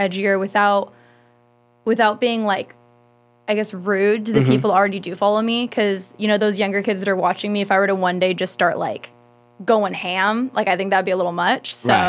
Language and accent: English; San Diego, California, United States; also born or lived in Bakersfield; I lived in La Jolla for 9 years